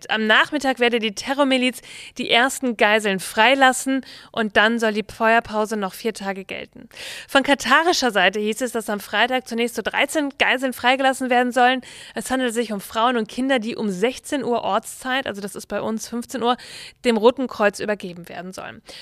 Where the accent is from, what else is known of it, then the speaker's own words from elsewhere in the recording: Bielefeld, North Rhine-Westphalia, Germany; der Vorsitzende der FDP aus meiner Heimatstadt in Bielefeld